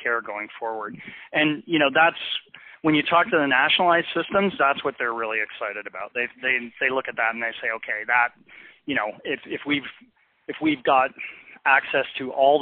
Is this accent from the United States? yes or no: no; Canada; I practice medicine in a socialized system. I'm Canadian